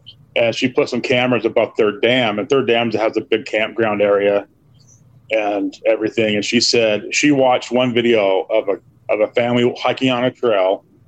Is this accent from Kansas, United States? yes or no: no; Utah, United States; I'm from Utah. But I was born there.